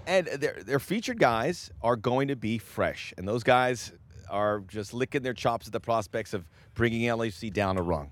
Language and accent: English; Miami, Florida, United States; moved away; also born or lived in Northeast United States; I lived in Miami. I grew up in Miami, and I lived in the Northeast